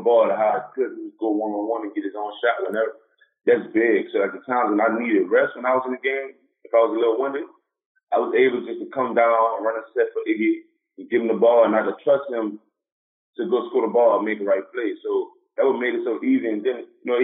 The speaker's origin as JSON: {"language": "English", "town": "New Orleans", "region": "Louisiana", "country": "United States", "tie": "born or raised there", "said": "Growing up in New Orleans, I grew up there."}